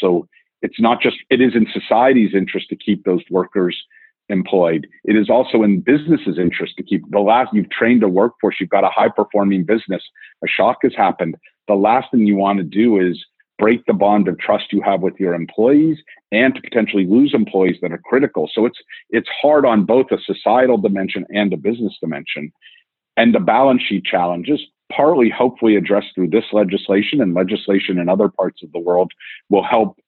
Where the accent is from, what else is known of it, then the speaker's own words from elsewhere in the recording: New York, United States; I'm a New Yorker too